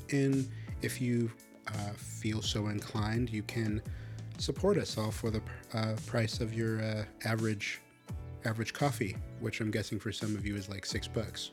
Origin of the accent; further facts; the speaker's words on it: Chicago, Illinois, United States; I grew up in Chicago